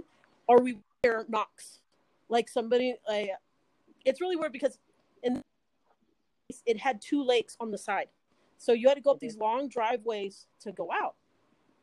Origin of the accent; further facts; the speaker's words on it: Fresno, California, United States; I'm from California